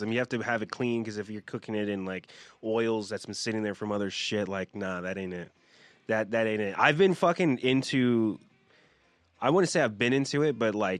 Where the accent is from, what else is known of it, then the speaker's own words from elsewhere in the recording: Whittier, California, United States; I'm from Whittier.